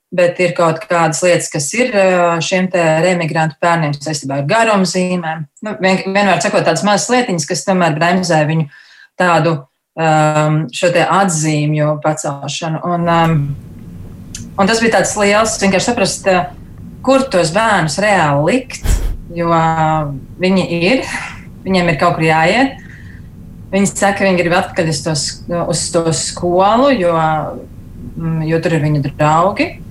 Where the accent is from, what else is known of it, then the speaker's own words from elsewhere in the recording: Latvia; moved away; mēs esam latvieši